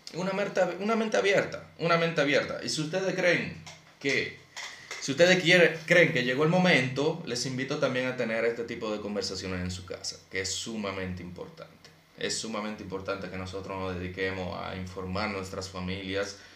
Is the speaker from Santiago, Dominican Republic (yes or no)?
no; Santo Domingo Este, Distrito Nacional, Dominican Republic; yo crecí en Alma Rosa primera